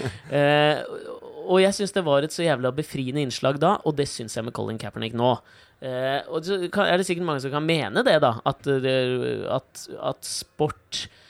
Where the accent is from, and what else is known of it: Norway